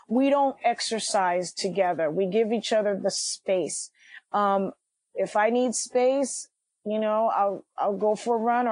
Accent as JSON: {"language": "English", "town": "New York City", "region": "New York", "country": "United States", "tie": "born or raised there", "said": "I'm from Washington Heights. I was born and raised"}